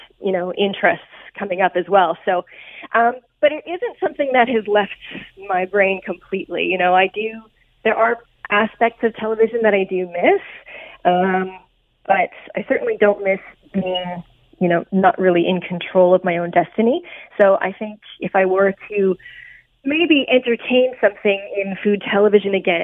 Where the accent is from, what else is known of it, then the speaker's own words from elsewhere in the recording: Canada; as a Canadian